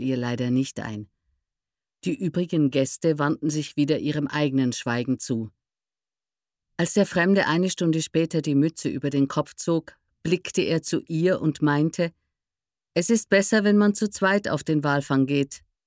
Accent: Northern Black Forest, Baden-Württemberg, Germany; ich bin in einer Kleinstadt im Nordschwarzwald aufgewachsen.

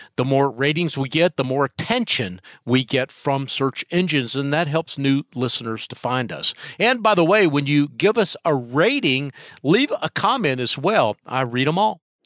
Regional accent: North Carolina, United States; my home state, North Carolina

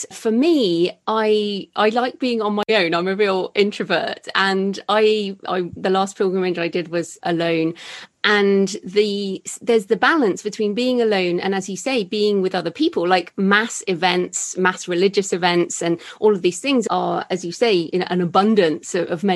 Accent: United Kingdom; we're both British

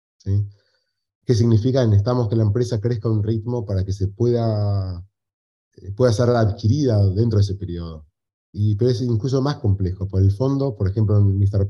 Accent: Argentina; moved away as an adult; also born or lived in Chile / Colombia / United States; now in Uruguay; ahora vivo en Uruguay, soy argentino, he vivido en Chile, he vivido un tiempo corto en Colombia

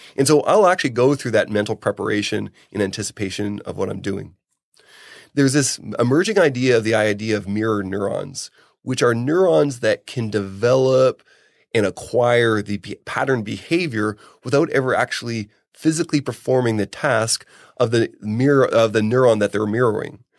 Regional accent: Canada; I'm Canadian

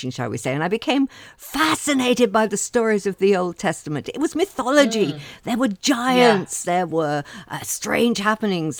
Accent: England, United Kingdom; growing up in England

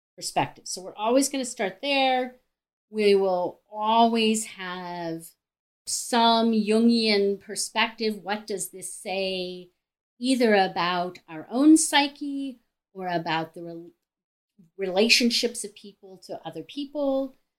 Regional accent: Cleveland, Ohio, United States; I'm from Cleveland, Ohio. I have a private practice in Cleveland, Ohio

